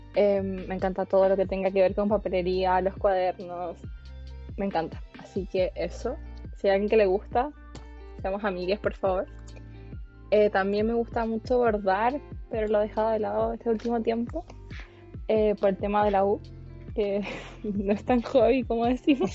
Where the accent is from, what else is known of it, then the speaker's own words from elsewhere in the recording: San Pedro, Chile; soy de San Pedro, al igual que Juanito